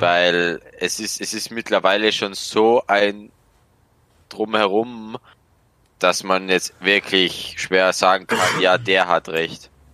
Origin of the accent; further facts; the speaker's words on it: Austria; accent: Austrian; komme aus Österreich, bin 18 Jahre alt und arbeite als Elektriker